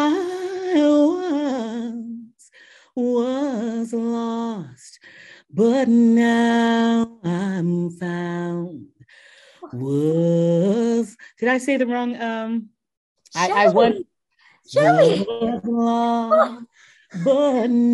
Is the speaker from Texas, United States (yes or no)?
yes; Houston, Texas, United States; moved away as an adult; also born or lived in New York / San Diego; I grew up singing and performing around my hometown of Houston